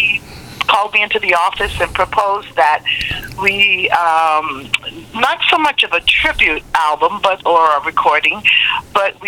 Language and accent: English; New York City, New York, United States; now in Montreal, Canada; I was born in Brooklyn, New York